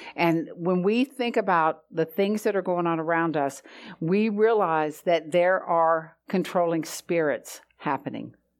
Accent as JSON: {"language": "English", "region": "the South", "country": "United States", "tie": "born or raised there", "said": "growing up in the South"}